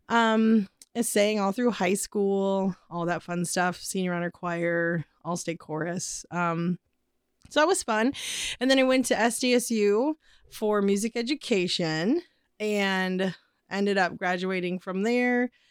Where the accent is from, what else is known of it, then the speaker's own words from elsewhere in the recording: Midwest, United States; we're from the Midwest